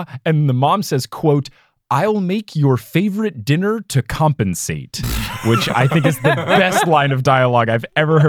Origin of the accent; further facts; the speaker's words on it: United States; also born or lived in Seattle; Clearly, I'm American.